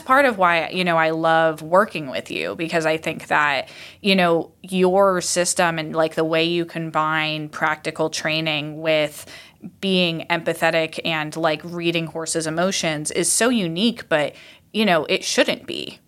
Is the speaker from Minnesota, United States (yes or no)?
no; Iowa, United States; I grew up in Iowa